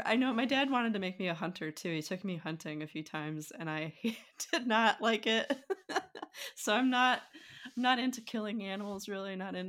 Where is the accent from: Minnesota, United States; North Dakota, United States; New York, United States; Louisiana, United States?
North Dakota, United States; I always say that growing up in North Dakota as a kid was actually pretty great because we lived near a rodeo.